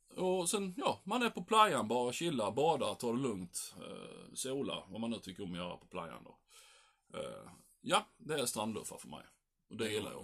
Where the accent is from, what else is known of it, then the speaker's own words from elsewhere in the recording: Sweden; vi svenskar